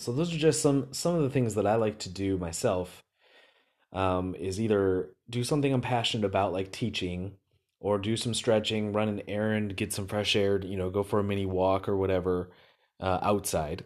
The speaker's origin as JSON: {"language": "English", "region": "Wisconsin", "country": "United States", "said": "I'm from Wisconsin."}